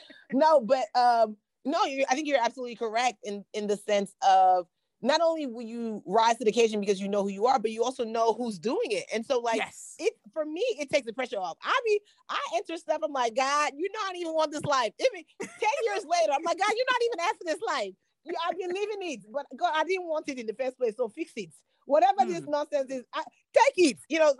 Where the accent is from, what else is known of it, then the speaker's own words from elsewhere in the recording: Nigeria; And I know it sounds crazy because being Nigerian is what got me to success.